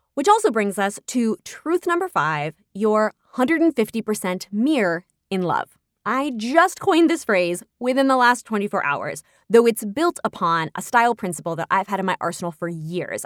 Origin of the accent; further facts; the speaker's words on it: New York, United States; my hometown of New York